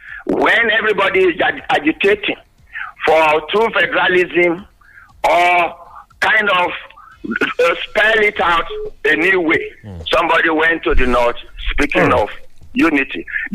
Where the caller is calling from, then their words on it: Yaba, Lagos, Nigeria; Engineering from Yaba.